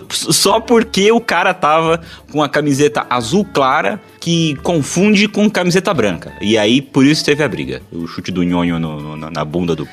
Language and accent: Portuguese; São Paulo, Brazil; É, é de Pirituba é de onde eu cresci.